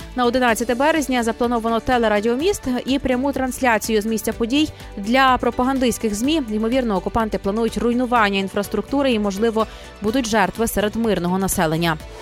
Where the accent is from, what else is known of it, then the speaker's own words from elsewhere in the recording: Ukraine; українці, ми незламні